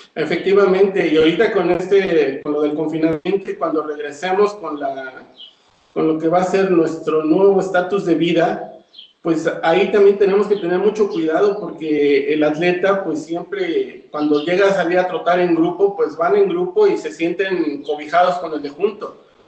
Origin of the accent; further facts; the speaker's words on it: Zacatelco, Tlaxcala, Mexico; Yo, yo no soy del estado de Puebla, yo soy de Tlaxcala, Zacatelco, Tlaxcala.